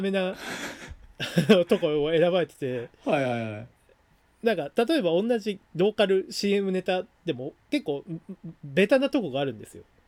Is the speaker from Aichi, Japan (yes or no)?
yes; Aichi, Japan; 緑茶家もあの愛知出身なんで、まあ、僕もそうだし